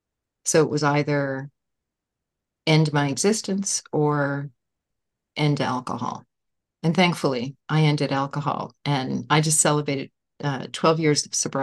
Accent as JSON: {"language": "English", "region": "Nova Scotia", "country": "Canada", "said": "from Nova Scotia, Canada."}